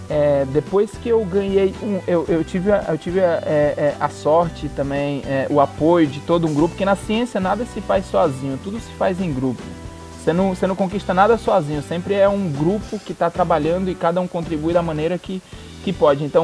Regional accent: Northeast Region, Brazil; Eu sou nordestino, eu sempre nunca saí daquela.

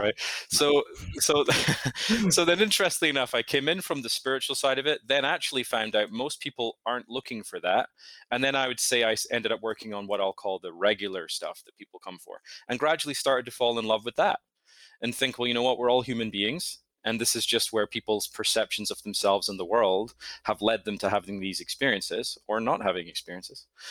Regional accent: Scotland, United Kingdom; moved away as an adult; also born or lived in United States; now in New York, United States; I'm originally from Scotland. Grew up there, moved to the States in my, at the end of my twenties

